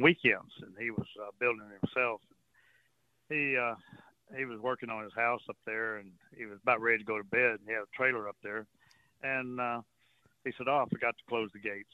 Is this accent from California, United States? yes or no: no; Port Arthur, Texas, United States; also born or lived in Port O'Connor, Texas; I've grown up on the coast all my life, you know. Right. I grew up in Port Arthur